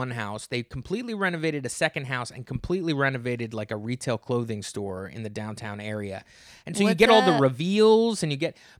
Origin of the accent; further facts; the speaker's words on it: the South, United States; Yes, we do. I grew up in the South.